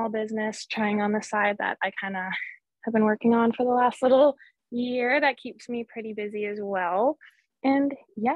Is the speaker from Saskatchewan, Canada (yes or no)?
yes; Southern Saskatchewan, Canada; We're both from kind of the same area in Southern Saskatchewan